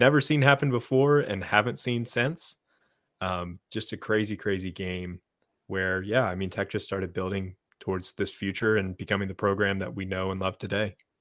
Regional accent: right outside of Blacksburg and Radford, Virginia, United States; I grew up right outside of Blacksburg and Radford

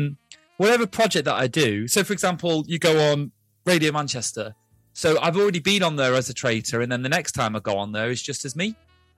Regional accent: Ulster, Ireland; now in United Kingdom; I'm from Ireland originally, but I live in the UK now, so you can't really place where my accent's from. But, yeah, I'd love to go back to Donegal.

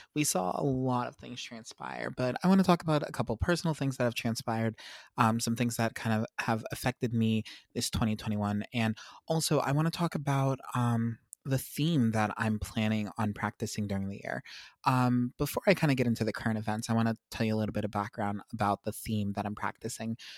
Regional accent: United States

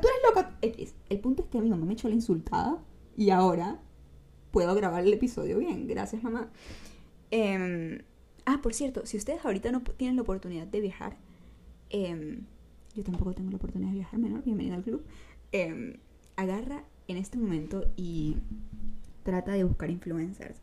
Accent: San Cristóbal, Táchira, Venezuela; accent: gocho; se me salió el acento gocho. Eh, yo soy de San Cristóbal, ¿ok? Para los que no saben, yo soy gocha de Venezuela

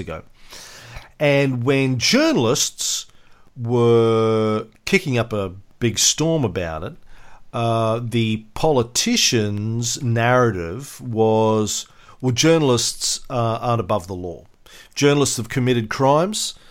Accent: Australia; as an Aussie

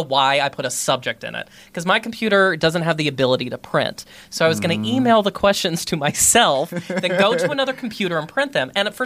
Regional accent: Roanoke, Virginia, United States; moved away as an adult; now in New York, United States; I wrote for this magazine in my hometown called This.

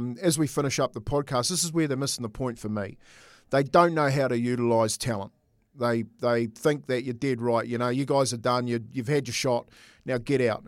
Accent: New Zealand; as a Kiwi

